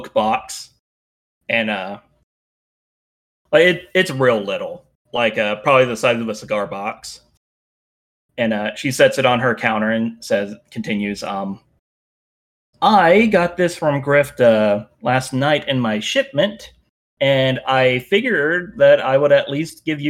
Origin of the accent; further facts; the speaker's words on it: United States; I'm very American